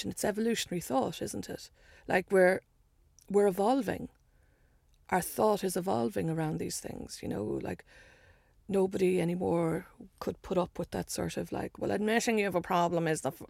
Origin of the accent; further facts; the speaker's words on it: Ireland; I, I you know being Irish and being. I think it's becoming clearer that we you know, I made a joke about how we, we, know our history too much. But also, there's stuff we don't know and we won't look at. And in Ireland, so much is beginning to get uncovered.